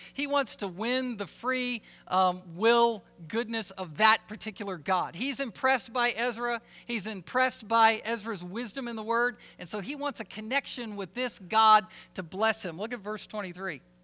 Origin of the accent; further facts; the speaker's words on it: Alaska, United States; we're from Alaska